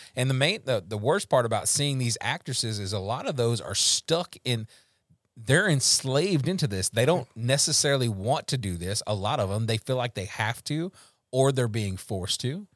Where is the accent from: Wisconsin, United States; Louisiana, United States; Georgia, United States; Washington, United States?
Louisiana, United States; I'm from Louisiana.